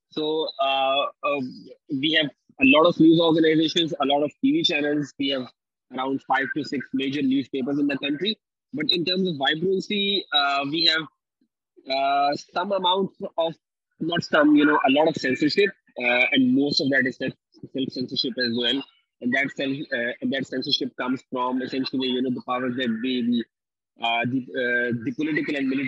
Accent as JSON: {"language": "English", "country": "Pakistan", "said": "I'm from Pakistan."}